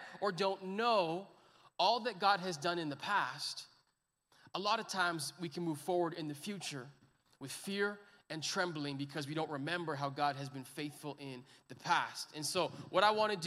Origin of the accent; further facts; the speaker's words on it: Edmonton, Alberta, Canada; I'm born and bred in Edmonton